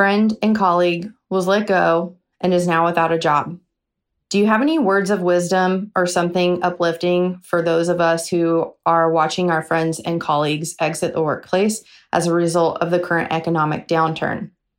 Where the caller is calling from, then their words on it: Cleveland, Ohio, United States; I'm from Cleveland, Ohio.